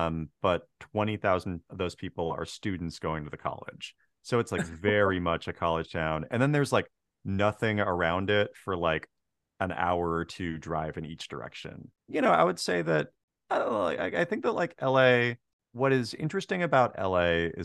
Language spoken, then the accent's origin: English; Marysville, Washington, United States; And I grew up like on the Tulalip Res and then kind of just like across the railroad tracks in Marysville.